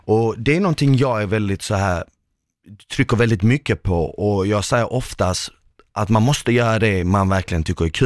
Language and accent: Swedish; Malmö, Skåne, Sweden; en kille från Malmö